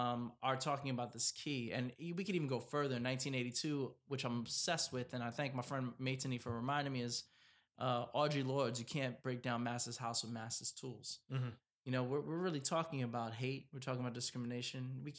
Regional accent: East Coast, United States; I'm from the East Coast, so like I know I get...

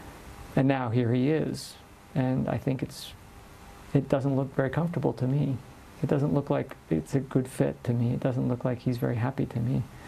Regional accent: United States; I come from one part of the Americas. Where? The United States.

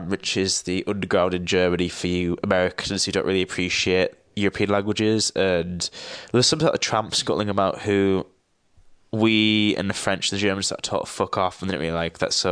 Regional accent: Teesside, North East England, United Kingdom; and I'm from Teesside, which is at the northeast of England. It's quite a shithole, to be honest

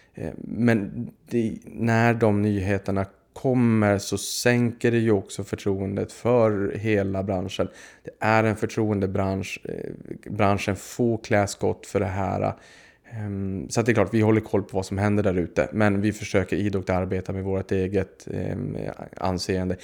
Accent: Boden, Norrbotten County, Sweden; Jag kommer från Boden uppe i Norrbotten

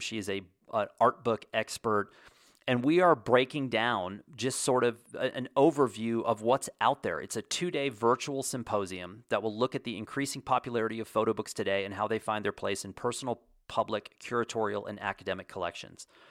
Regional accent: United States

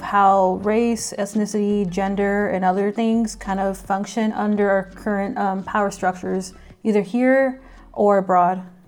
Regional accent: McAllen, Texas, United States; also born or lived in Austin, Texas; I was born and raised in McAllen, Texas, which is in the Rio Grande Valley

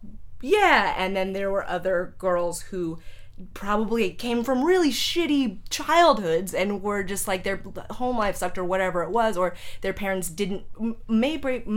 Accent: San Jose, California, United States; also born or lived in Chicago; I grew up in San Jose.

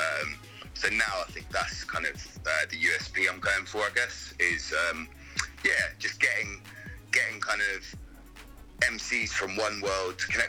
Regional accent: London, United Kingdom; moved away as an adult; now in Bristol, United Kingdom; I grew up in London. I moved to Bristol when I was 18

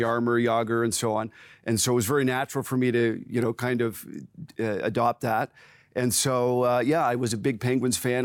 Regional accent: Waterford, Ontario, Canada; also born or lived in Simcoe, Ontario / Courtice, Ontario; myself and my three brothers grew up uh, in Waterford, so just sort of south of Brantford, Ontario

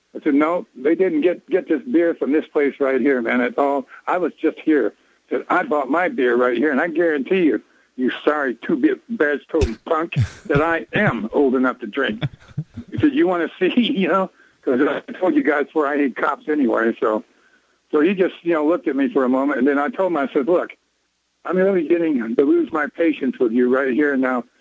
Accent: Nashville, Tennessee, United States; now in Huntsville, United States; I grew up in Nashville, Tennessee

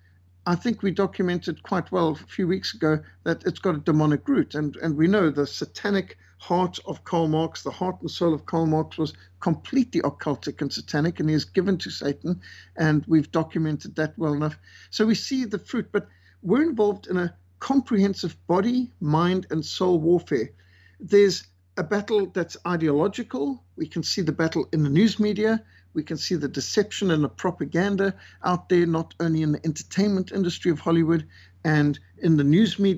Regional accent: Zimbabwe; also born or lived in Cape Town, South Africa; I was born in Cape Town, raised in Rhodesia, went through the Rhodesian War

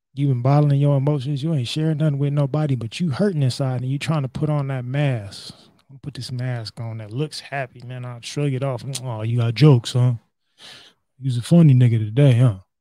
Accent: United States; as American men

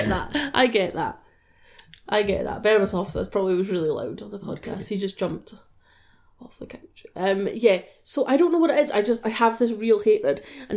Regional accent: United Kingdom; I'm British

